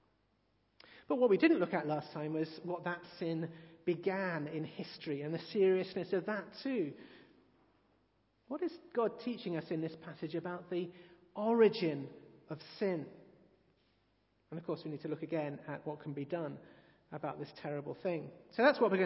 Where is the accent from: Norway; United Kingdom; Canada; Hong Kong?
United Kingdom; England; I've always thought that one of the better things about being English is that many of us are somewhat embarrassed about being English